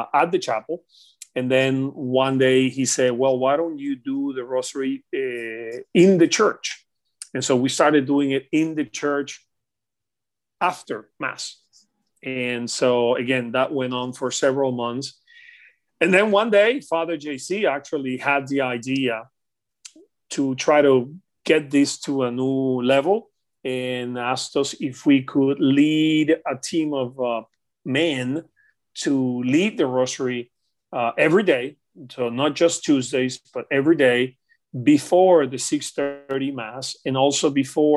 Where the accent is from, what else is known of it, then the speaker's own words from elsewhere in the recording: Venezuela; moved away as an adult; also born or lived in Caracas, Venezuela / Miami; now in United States; I grew up in Venezuela.